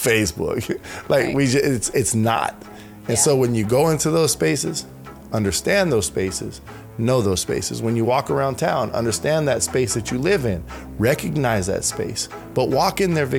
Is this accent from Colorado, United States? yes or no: yes; Colorado, United States; It's my hometown. It's my home state, right? Mm-hmm. Colorado.